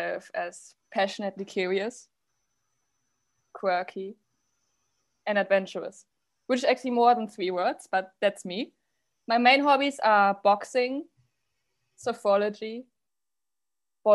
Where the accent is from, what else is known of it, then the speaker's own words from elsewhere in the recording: Paderborn, North Rhine-Westphalia, Germany; moved away as an adult; also born or lived in The Hague, Netherlands; now in Paris, France; I'm from Paderborn in Germany, but currently I'm a master's student at Sciences Po in Paris